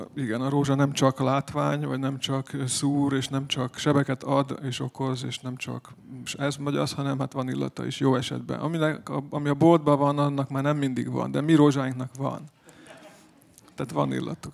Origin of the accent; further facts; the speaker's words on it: Serbia; mi magyarok vagyunk valóban, de vagyunk egy kicsit szerbek is.